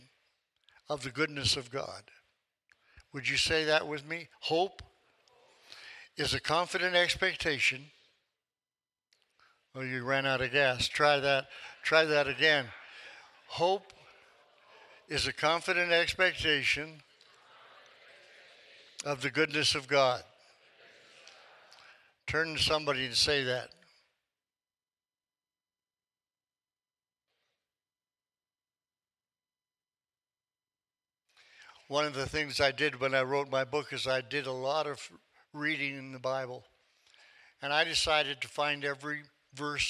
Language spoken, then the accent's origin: English; Tulsa, Oklahoma, United States; I come from Tulsa